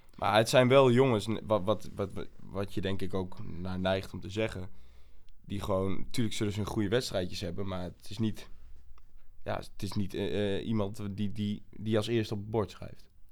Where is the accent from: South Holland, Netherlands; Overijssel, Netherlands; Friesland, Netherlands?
Overijssel, Netherlands; Almelo; moved away as an adult; also born or lived in south of the Netherlands / Groningen; Ik eh, kom uit Almelo. Ik ben geboren in het zuiden van het land. Maar ben eigenlijk op mijn jaar leeftijd ben ik al naar Almelo gekomen.